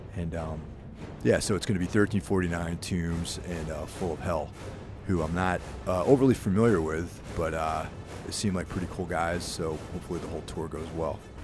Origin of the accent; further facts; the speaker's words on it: Carmel, New York, United States; when I was growing up in Carmel, New York, which is, like, this small, one-horse town